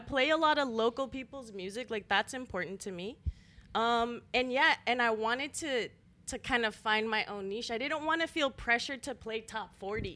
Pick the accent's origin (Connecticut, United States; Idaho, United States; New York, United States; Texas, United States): Texas, United States; El Paso; moved away as an adult; also born or lived in San Antonio; now in Austin, United States; I'm from El Paso, on the border.